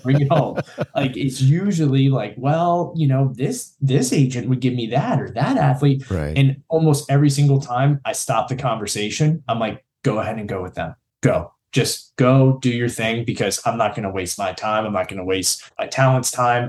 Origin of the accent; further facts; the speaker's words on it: Newport News, Virginia, United States; I was originally from Newport News in the southeast region of Virginia here in the United States